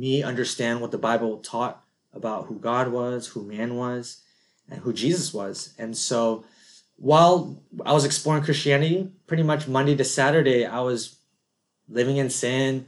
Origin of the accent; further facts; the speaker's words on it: San Jose, California, United States; also born or lived in Anyang, South Korea / Kansas City, Missouri; I pretty much grew up in the Bay Area, Silicon Valley. So San Jose, Cupertino, that's where I grew up.